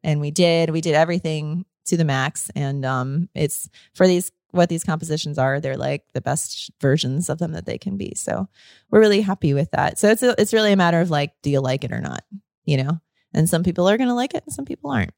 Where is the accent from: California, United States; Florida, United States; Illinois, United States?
Florida, United States; growing up in Florida